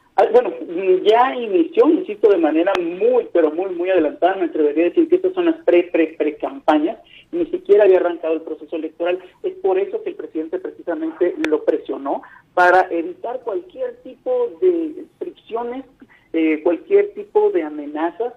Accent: Mexico; nosotros como mexicanos

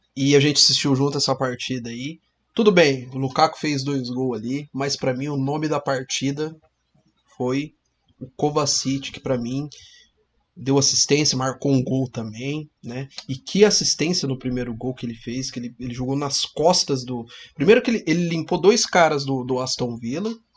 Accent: Cambé, Paraná, Brazil; A gente é do Paraná, a gente fala aqui do norte do Paraná, a gente fala da cidade de Cambé, próxima aqui de Londrina

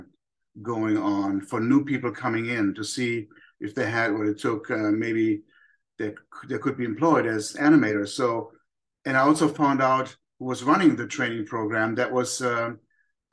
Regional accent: Germany; moved away; Growing up in Germany

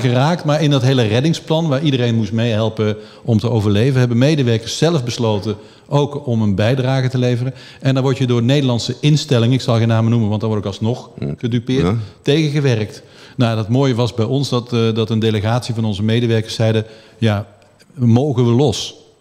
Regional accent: Flanders, Belgium; moved away as an adult; now in Netherlands; om pas op je twintigste terug te komen naar Nederland met je Nederlands paspoort, terwijl je in Vlaanderen geboren bent en getogen bent

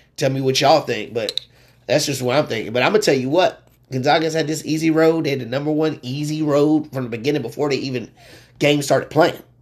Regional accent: Richmond, Virginia, United States; I'm from Richmond

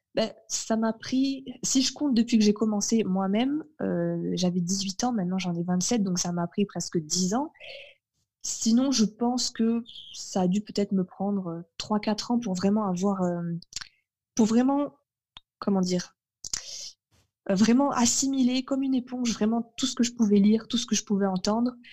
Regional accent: Carcassonne, Occitania, France; also born or lived in Fontainebleau / Melun; j'ai déménagé dans le sud en 98, donc j'avais 5 ans et demi. Et auparavant, je vivais dans le nord de la France. je vivais à Melun

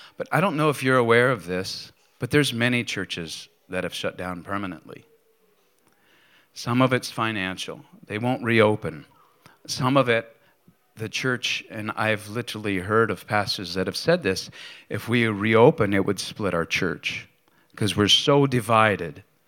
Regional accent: Bedford, Pennsylvania, United States; moved away; the video was of my hometown

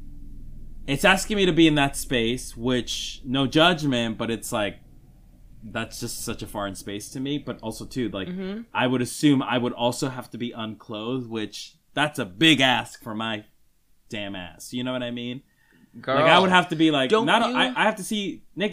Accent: Bogota, Colombia; now in United States; I was born in Colombia, and this music video is shot in Bogota, Colombia, my home city.

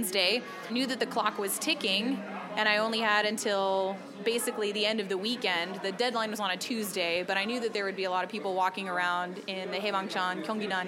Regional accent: California, United States; moved away as an adult; now in Korea; my home state of California

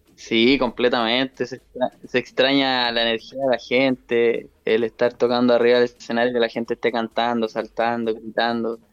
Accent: Chile; estaba ya fuera de mi país. Había estado solamente una vez fuera, que también fue en Argentina.

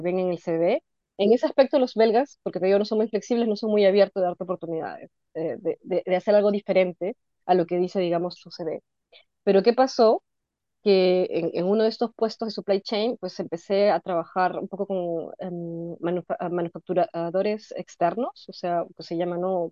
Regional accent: Peru; now in Brussels, Belgium; ahora soy una mezcla extraña de peruana nórdica

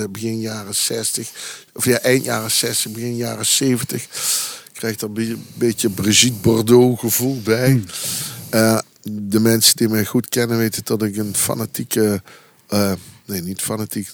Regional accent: Belgian Campine, Flanders, Belgium; ik kom uit de Kempen, uit de Belgische Kempen

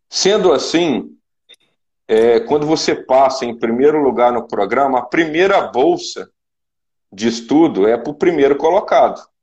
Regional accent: Zona da Mata, Minas Gerais, Brazil; moved away as an adult; also born or lived in Juiz de Fora / Mato Grosso; Eu sou de Minas Gerais, da região, da zona da Mata Mineira. Eu nasci no, no interior de Minas Gerais

